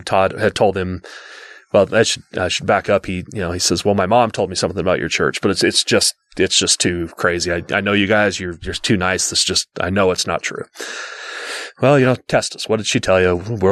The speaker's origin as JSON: {"language": "English", "town": "West Jordan", "region": "Utah", "country": "United States", "tie": "born or raised there", "said": "growing up in West Jordan, Utah"}